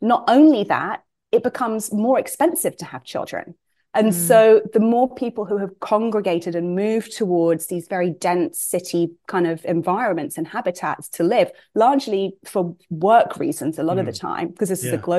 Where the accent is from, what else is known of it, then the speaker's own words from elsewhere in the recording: London, United Kingdom; moved away as an adult; also born or lived in Suffolk / Miami, Florida; now in Brooklyn, United States; I was born in London, but grew up in Suffolk, which is a very rural county in England